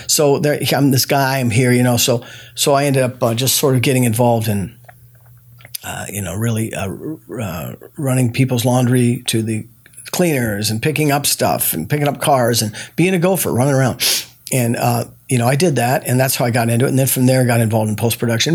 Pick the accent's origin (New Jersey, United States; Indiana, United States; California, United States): California, United States; Los Angeles; born or raised there